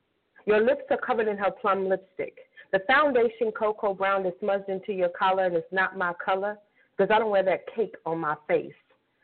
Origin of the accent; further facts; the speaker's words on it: Kansas City, Kansas, United States; Okay, so I am originally from Kansas City, Kansas. I know a lot of y'all out there think I'm from Chicago or Las Vegas or California, but I am from Kansas City, Kansas, and I am proud of that.